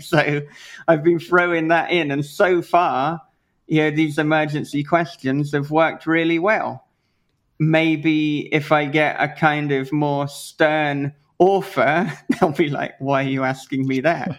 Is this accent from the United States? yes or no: no; United Kingdom; being British